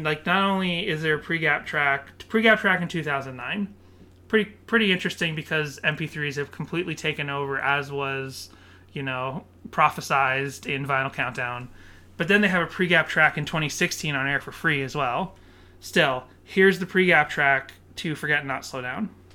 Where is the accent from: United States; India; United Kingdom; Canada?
United States; Burlington, Massachusetts; I had lots of street smarts growing up in Burlington, Massachusetts.